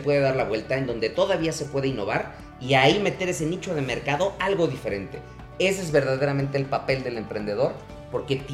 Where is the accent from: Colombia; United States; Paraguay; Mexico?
Mexico; eso como, mexicanos que estamos compitiendo a, los grandes corporativos eh, que son de otros países